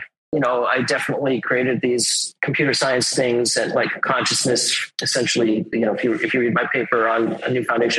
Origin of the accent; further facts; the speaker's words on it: Westborough, Massachusetts, United States; also born or lived in Cambridge, Massachusetts; I'm originally from Westboro, Massachusetts.